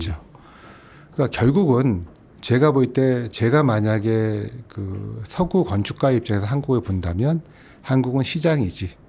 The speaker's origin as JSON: {"language": "Korean", "country": "South Korea", "said": "저는 이제 한국 사람이니까 글로벌이라는 평가는 못 하겠지만"}